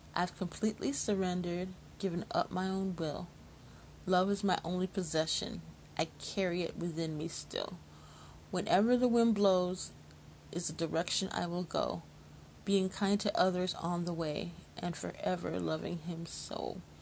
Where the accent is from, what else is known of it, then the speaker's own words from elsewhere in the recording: Chicago, Illinois, United States; Chicago, my hometown